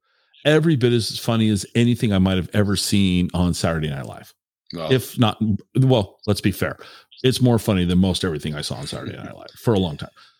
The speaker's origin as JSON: {"language": "English", "town": "Tacoma", "region": "Washington", "country": "United States", "tie": "born or raised there", "said": "I mean, I grew up in Tacoma"}